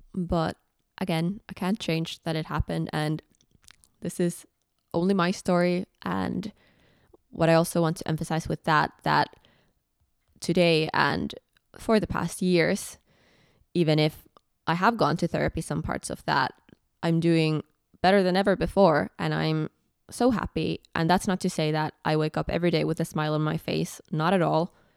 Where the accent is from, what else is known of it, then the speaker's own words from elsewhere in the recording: Finland; English is a second language; moved away as an adult; also born or lived in Edinburgh, United Kingdom; when I moved away from Finland